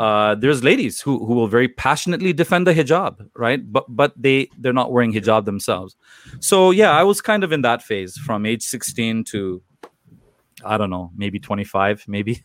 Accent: Toronto, Ontario, Canada; I was born and raised in Toronto, Canada

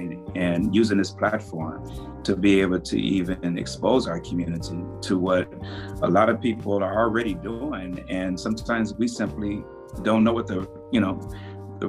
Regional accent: Compton, California, United States; moved away as an adult; now in Spokane, United States; growing up in Compton, Los Angeles, California

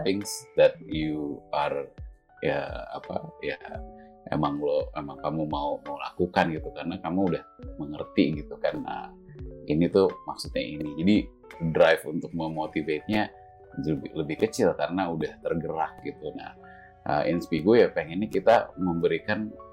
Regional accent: Indonesia; moved away as an adult; aku kan yang gede sampai SMA kan di sini

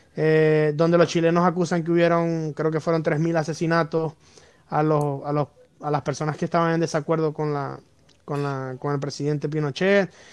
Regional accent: Venezuela; nosotros como venezolanos

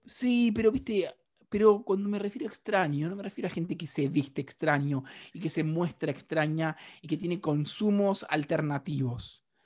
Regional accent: Argentina; yo soy un argentino

